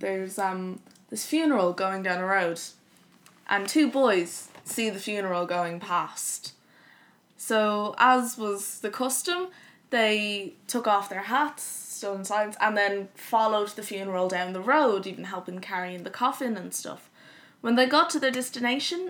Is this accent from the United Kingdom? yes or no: no; Kildare, Leinster, Ireland; In the county where I grew up, Kildare, I'll say I'm a Dublin person, but I'm really from Kildare